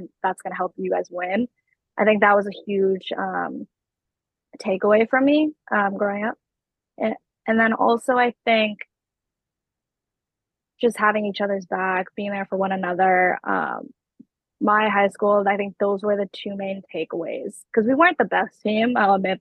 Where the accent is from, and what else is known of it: Massachusetts, United States; born or raised there